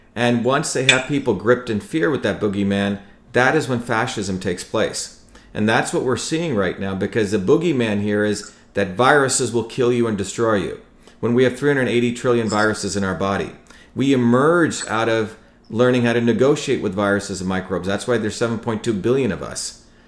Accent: India; moved away; also born or lived in New Jersey, United States; I grew up in India where my grandparents had nothing

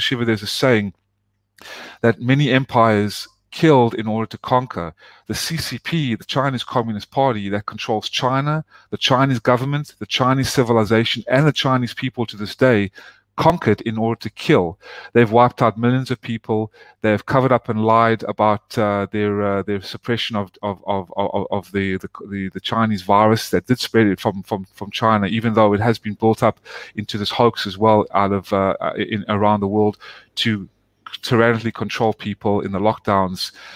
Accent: South Africa; also born or lived in Atlanta, United States; now in United States; I was born and raised in South Africa. My family moved when they uh, immigrated to the United States in 1995 to Atlanta.

